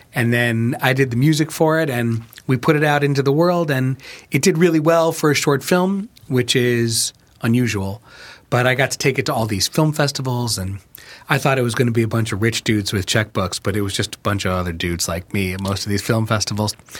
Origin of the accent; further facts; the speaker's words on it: Chicago, Illinois, United States; also born or lived in New York; I moved from New York to Chicago when I was ten